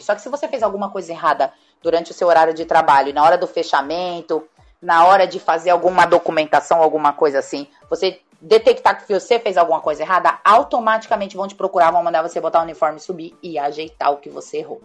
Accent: Brazil; o máximo que eu poderia chegar como brasileira nessa companhia

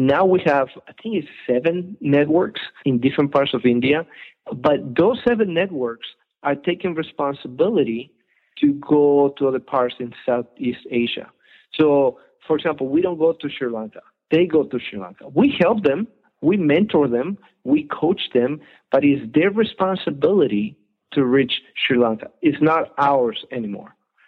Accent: Colombia; English is a second language; also born or lived in Ecuador; now in United States; I'm from Ecuador. I grew up in Colombia. I've been here in America

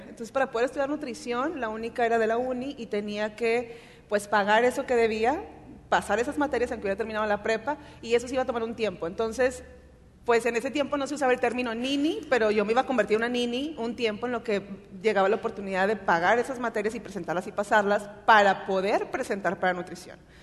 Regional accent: Monterrey, Nuevo León, Mexico; Soy de Monterrey, aquí nací, aquí he vivido la mayor parte de mi vida.

